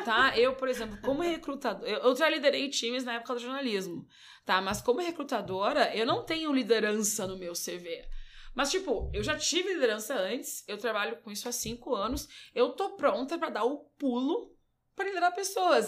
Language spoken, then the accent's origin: Portuguese; Brazil; sou brasileira